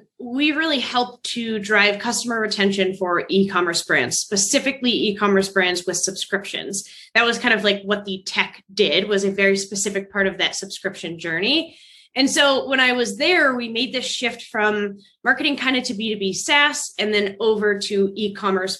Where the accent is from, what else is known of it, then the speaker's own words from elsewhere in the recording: Texas, United States; moved away as an adult; also born or lived in Iowa / Dallas, Texas; now in Colorado Springs, United States; born and raised in Texas